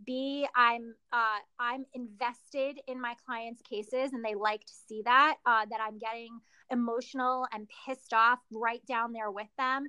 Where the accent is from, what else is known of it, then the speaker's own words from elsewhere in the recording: New York, United States; I'm from New York